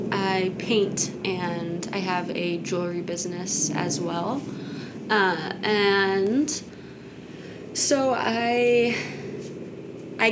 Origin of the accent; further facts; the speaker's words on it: Kansas, United States; I grew up in Kansas, and I lived with my mom there